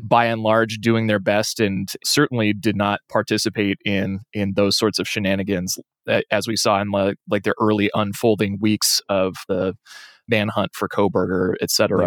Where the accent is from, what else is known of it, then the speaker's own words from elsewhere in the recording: Lewiston, Idaho, United States; moved away; I'm from Lewiston originally and still have friends in Moscow